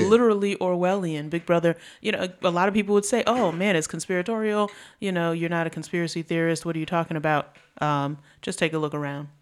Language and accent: English; New York City, New York, United States; moved away; back home in New York in Marcus Garvey Park